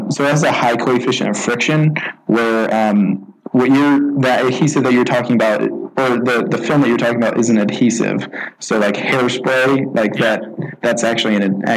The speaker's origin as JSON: {"language": "English", "town": "Celina", "region": "Ohio", "country": "United States", "tie": "born or raised there", "also_born_or_lived": "Toledo, Ohio", "said": "I grew up in Salina, Ohio, which is a really small farm town"}